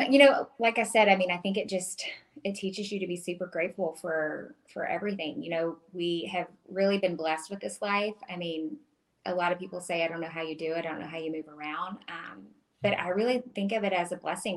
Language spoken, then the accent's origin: English; Starkville, Mississippi, United States; I grew up in Starkville, Mississippi, where Mississippi State is